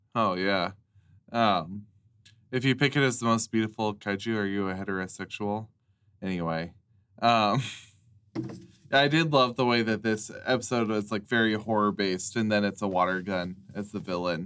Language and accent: English; United States; an American